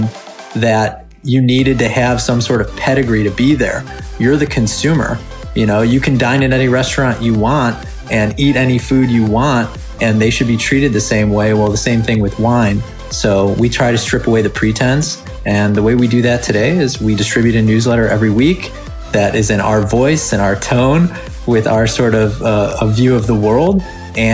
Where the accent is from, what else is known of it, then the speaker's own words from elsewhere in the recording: Chicago, Illinois, United States; we're both from Chicago